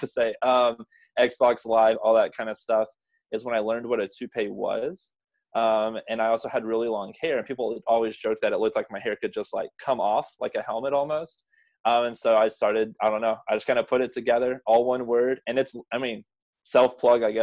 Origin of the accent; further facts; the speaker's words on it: Abilene, Texas, United States; also born or lived in Marysville, Ohio; now in Corpus Christi, United States; I grew up in West Texas, like Abilene